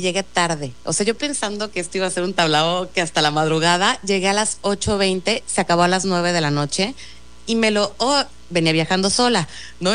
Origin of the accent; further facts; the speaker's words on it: Mexico City, Mexico; yo soy chilanga y he vivido 41 años en la Ciudad de México